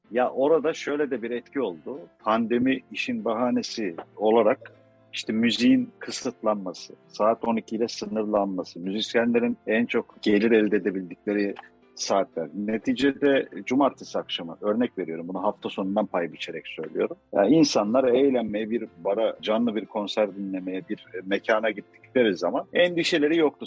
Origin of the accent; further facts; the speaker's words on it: Turkey; kendi memleketimizde bildiğin el yabancı muamelesi görüyoruz